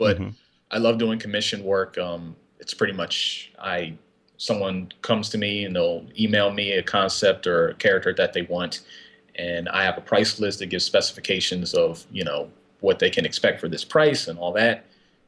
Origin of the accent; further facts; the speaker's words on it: about a half hour from Philadelphia, Pennsylvania, United States; now in Upper Darby, United States; my hometown is about a half hour out from Philly